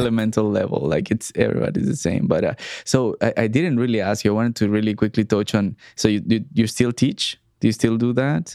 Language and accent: English; Mexico; moved away as an adult; also born or lived in Montreal, Canada; we grew up in Mexico